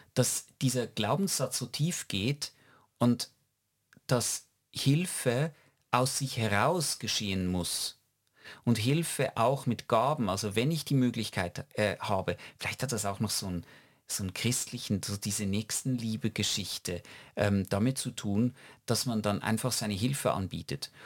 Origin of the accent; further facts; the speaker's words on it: Switzerland; wir als Schweizer